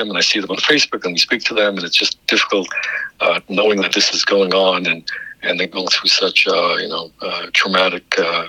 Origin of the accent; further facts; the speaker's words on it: New York City, New York, United States; also born or lived in Israel; Jewish kid from growing up in Brooklyn